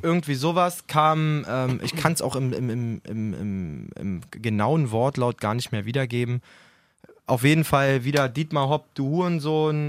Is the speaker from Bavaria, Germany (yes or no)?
no; Berlin area, Germany; wir kommen aus dem Berliner Raum alle. Wir, ja. wir sind absolut multikulturell quasi aufgewachsen